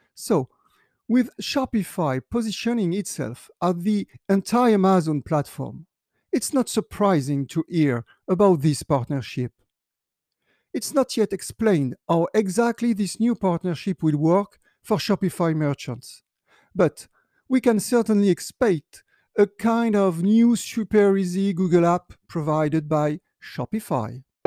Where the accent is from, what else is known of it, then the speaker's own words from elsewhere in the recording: France; my home country, France